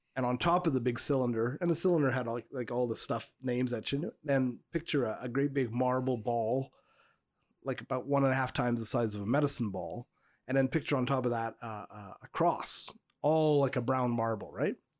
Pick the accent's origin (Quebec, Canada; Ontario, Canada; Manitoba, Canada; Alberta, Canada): Quebec, Canada; suburb of Montreal; my hometown suburb of Montreal